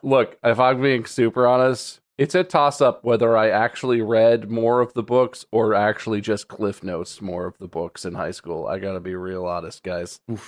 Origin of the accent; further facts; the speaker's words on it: United States; as an American